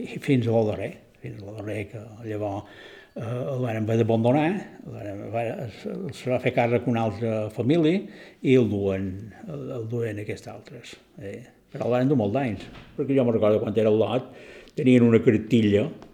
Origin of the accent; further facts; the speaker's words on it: Caimari, Balearic Islands, Spain; vaig néixer a Caimari l'any 1938, dia 31 de juliol, i tota la vida l'he fet a Caimari